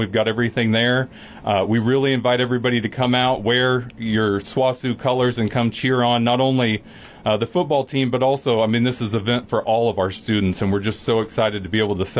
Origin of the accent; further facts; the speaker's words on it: Sand Springs, Oklahoma, United States; moved away as an adult; also born or lived in New Orleans; now in Weatherford, United States; So I'm originally from Sand Springs outside of Tulsa. And I've been, in Weatherford for just over a year.